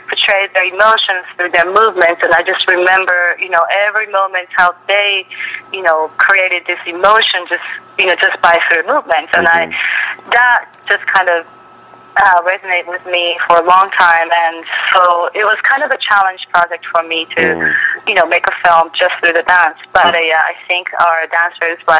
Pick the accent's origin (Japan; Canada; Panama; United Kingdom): Japan; moved away as an adult; now in Los Angeles, United States; I am originally from Japan